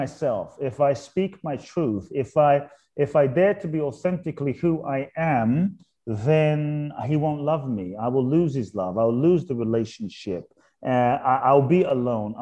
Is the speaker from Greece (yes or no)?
no; London, United Kingdom; born or raised there; also born or lived in Ghana